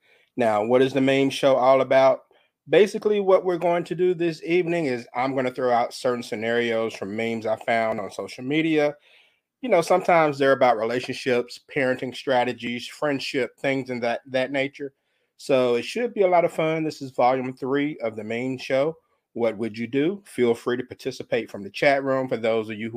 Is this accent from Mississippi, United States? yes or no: yes; Mississippi, United States; my home state, the Magnolia State of Mississippi